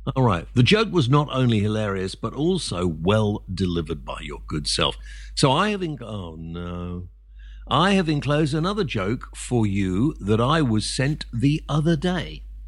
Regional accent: England, United Kingdom; I'm half Welsh, so, uh, but I've always lived in England

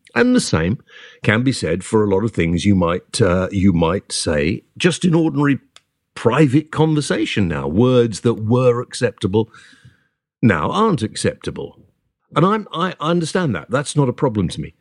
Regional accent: United Kingdom; I'm British

